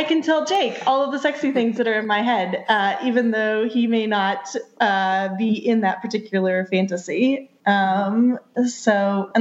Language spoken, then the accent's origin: English; the South, United States; I grew up in the South in a rural area